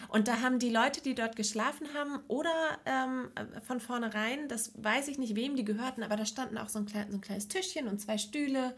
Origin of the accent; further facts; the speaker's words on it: Neustadt in Holstein, Schleswig-Holstein, Germany; ich komme aus Neustadt, das ist in der Nähe von Lübeck